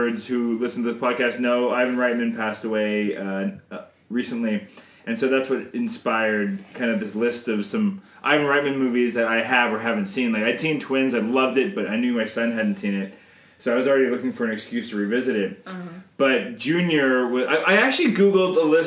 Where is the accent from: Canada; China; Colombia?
Canada; I'm Canadian filmmaker